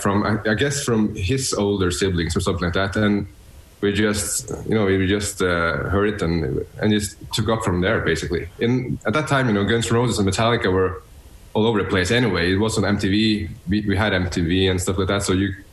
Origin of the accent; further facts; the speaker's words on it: Bodø, Nordland, Norway; now in Oslo, Norway; I'm born and raised in north of Norway, you know, above the Arctic Circle. So it's pretty far from here, actually, but it's in a small town in northern Norway. And that town is called Bodø